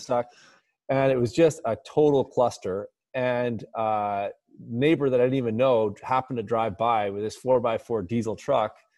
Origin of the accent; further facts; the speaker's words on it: Alberta, Canada; I'm from Alberta